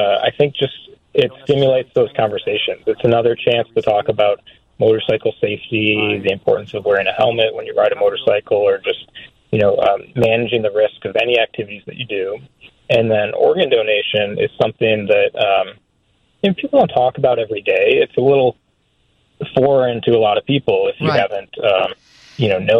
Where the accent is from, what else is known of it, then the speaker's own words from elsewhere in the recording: Michigan, United States; now in Boston, United States; I'm from Michigan, so I'm a Midwesterner.